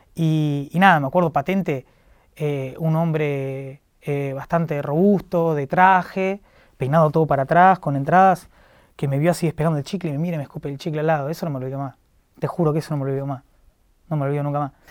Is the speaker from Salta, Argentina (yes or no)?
no; La Plata, Buenos Aires Province, Argentina; yo soy de La Plata, trabajaba en un kiosco de La Plata